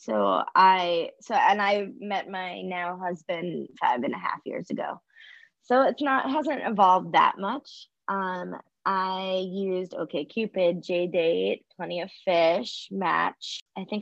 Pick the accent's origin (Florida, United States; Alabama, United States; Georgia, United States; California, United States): Florida, United States; moved away as an adult; also born or lived in New York City; I grew up in Florida, and then I moved to New York City to go to college and pursue my career.